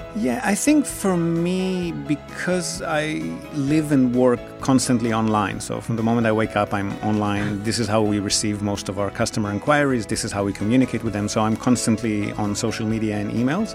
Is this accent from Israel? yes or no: yes; Israel; also born or lived in Australia; now in Fukuoka, Japan; I'm originally from Israel, via a decade or so in Australia.